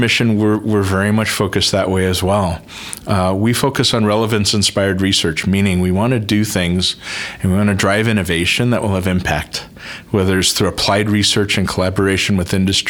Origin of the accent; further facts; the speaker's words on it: Santa Fe, New Mexico, United States; I grew up in Santa Fe, New Mexico